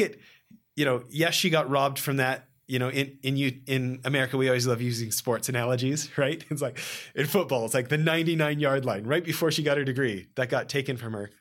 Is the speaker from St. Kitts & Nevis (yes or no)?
no; Canada; moved away as an adult; now in California, United States; I grew up a snowboarder in Canada